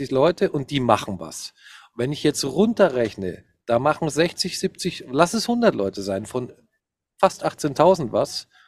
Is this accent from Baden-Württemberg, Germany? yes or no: no; Cologne, North Rhine-Westphalia, Germany; Köln ist, also, sorry, aber äh, gerade als Kölner würde ich da einfach langsam reiten